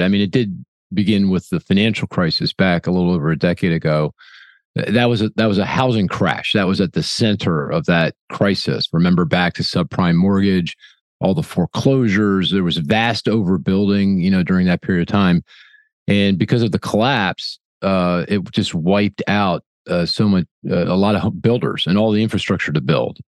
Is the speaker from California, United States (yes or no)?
no; Philadelphia, Pennsylvania, United States; my hometown of Philly